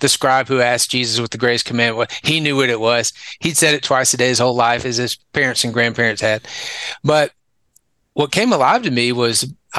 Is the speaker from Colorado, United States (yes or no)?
no; Dallas, Texas, United States; accent: southern; moved away as an adult; also born or lived in San Antonio, Texas / Northeast Tennessee / Conway, Arkansas; I grew up, I was born and raised in Texas, born in Dallas